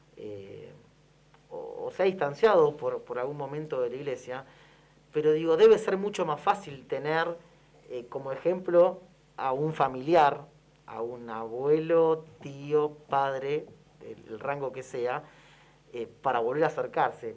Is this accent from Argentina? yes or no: yes; Argentina; como argentinos